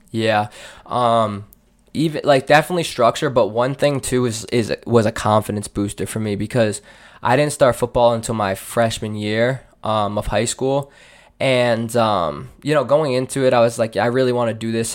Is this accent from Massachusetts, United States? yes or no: yes; Seekonk, Massachusetts, United States; born and raised in Seekonk